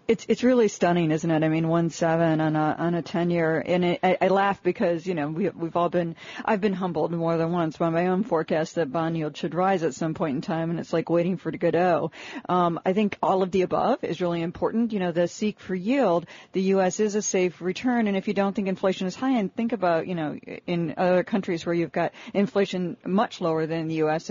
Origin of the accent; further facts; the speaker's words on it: Detroit, Michigan, United States; I'm from Detroit. I used to be an auto analyst. I grew up in the auto industry. It's like you know, oil in my blood. So you can take the girl out of Detroit. You can't take the Detroit out of the girl.